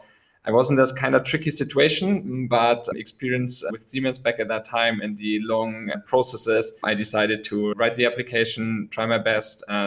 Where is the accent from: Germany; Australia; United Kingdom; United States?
Germany; close to Munich, Bavaria; I was born in Munich born in Germany, close to Munich